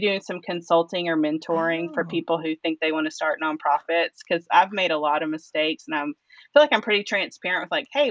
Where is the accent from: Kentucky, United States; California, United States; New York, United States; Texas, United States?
Kentucky, United States; Lawrenceburg; we moved to my hometown when I was 2. So that's really all I remember is the small town outside of Lexington, Kentucky called Lawrenceburg.